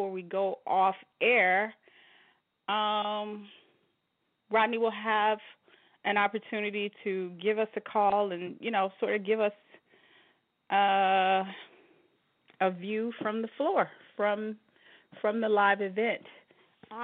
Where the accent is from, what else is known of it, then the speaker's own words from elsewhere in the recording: Chicago, Illinois, United States; now in Las Vegas, United States; I am from the Chi-Town. I'm from the Go. I'm from Chicago.